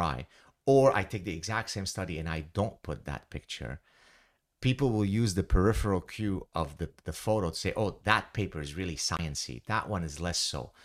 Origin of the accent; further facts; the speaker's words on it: Lebanon; moved away; growing up in Lebanon